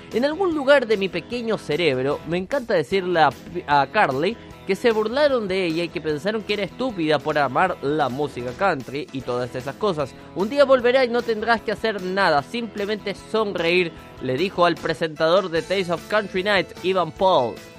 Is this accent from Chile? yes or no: yes; Chile; le dicen en mi país